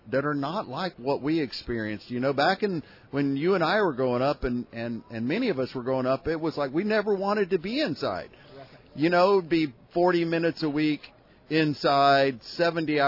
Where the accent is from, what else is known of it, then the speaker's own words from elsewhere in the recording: Houston, Texas, United States; now in Austin, United States; Born and raised in Houston, Texas.